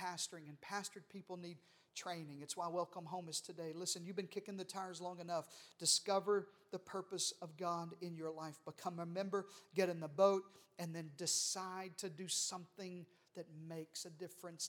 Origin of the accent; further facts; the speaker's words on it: Arkansas, United States; I'm from Arkansas